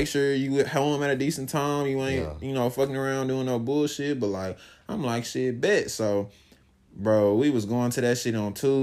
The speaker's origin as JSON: {"language": "English", "town": "Dallas", "region": "Texas", "country": "United States", "tie": "born or raised there", "said": "growing up in Dallas was super fucking lit"}